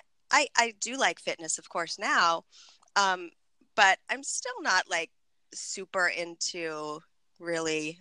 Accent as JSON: {"language": "English", "town": "Buffalo", "region": "New York", "country": "United States", "tie": "born or raised there", "also_born_or_lived": "San Francisco", "moved": "as an adult", "lives_now": "Orange County, United States", "said": "growing up in Buffalo"}